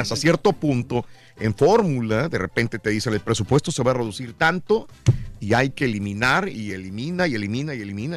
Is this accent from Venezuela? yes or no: no; Mexico; yo, todos los mexicanos somos admiradores de …